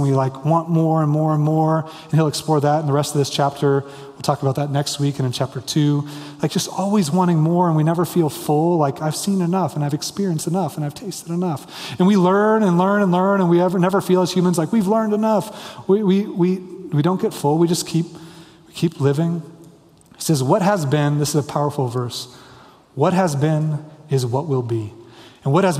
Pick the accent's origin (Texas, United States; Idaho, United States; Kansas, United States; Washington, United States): Kansas, United States; now in Denver, United States; I grew up in Kansas